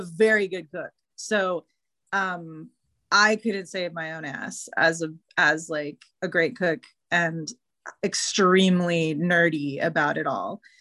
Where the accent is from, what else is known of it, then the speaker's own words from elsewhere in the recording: Houston, Texas, United States; when I was growing up in Houston.